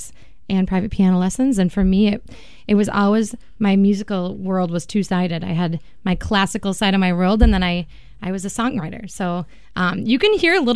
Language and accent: English; Minnesota, United States; moved away as an adult; now in Milwaukee, United States; I grew up in Minnesota